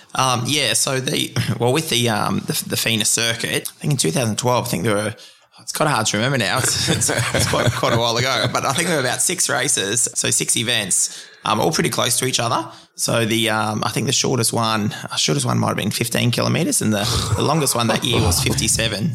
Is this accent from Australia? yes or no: yes; Queensland, Australia; being a Queenslander